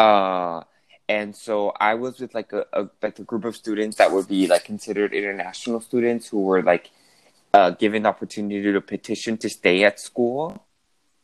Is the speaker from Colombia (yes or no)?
yes; Bogotá, Colombia; moved away as an adult; also born or lived in United States; I'm from Colombia, from Bogota, but I went to school to college in the United States.